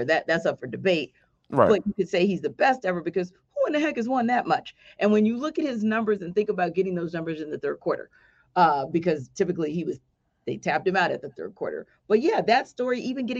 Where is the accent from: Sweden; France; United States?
United States; New Orleans, Louisiana; now in Atlanta, United States; my hometown